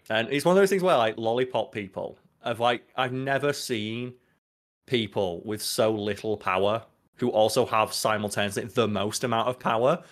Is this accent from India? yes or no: no; United Kingdom; we're British